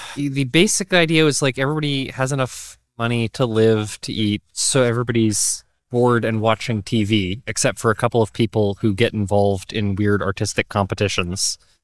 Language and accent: English; Boston, Massachusetts, United States; moved away; I'm from Boston myself